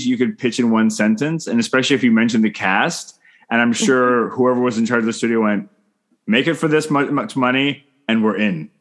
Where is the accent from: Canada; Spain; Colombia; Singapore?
Canada; I'm Canadian filmmaker